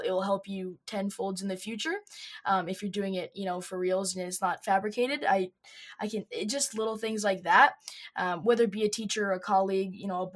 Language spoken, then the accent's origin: English; Calgary, Alberta, Canada; Yeah, so I was born in Calgary, Alberta, Canada. We like to call it the Texas of Canada. It's very similar in a lot of ways. And I have lived here my whole life.